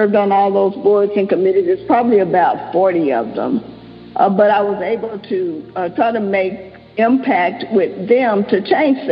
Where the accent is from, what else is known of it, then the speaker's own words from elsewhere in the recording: Dallas, Texas, United States; I grew up in Dallas